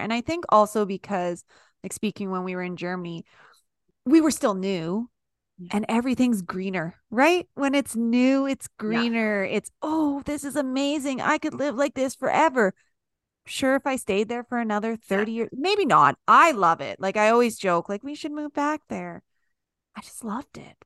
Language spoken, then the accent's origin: English; Daysland, Alberta, Canada; I grew up in Daysland, the town of what was the population was like 590 or 600 when I lived there